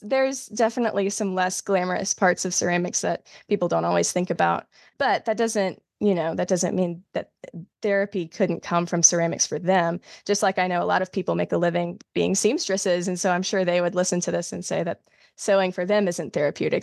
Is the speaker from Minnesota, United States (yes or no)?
no; South Carolina, United States; now in North Carolina, United States; I'm originally from South Carolina, but I live in North Carolina now